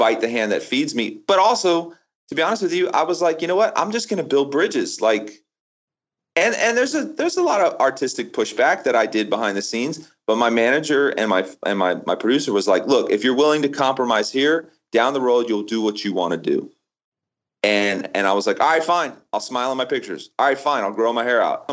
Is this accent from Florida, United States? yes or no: yes; Florida, United States; I grew up in Florida, right? I had never known anything but Florida